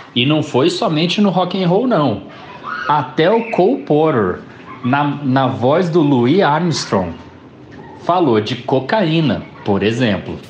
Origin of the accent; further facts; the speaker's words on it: São Paulo, Brazil; also born or lived in Brasília; falando como paulistano